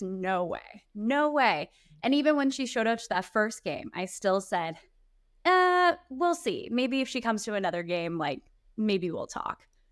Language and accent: English; Kansas City, Missouri, United States; moved away as an adult; I'm in my hometown, I'm working here, I'm on my favorite station